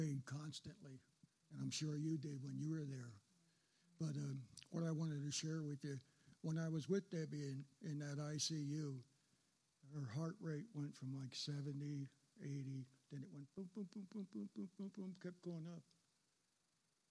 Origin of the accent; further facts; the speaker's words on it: New Jersey, United States; moved away; I grew up back in New Jersey, and all my family was back there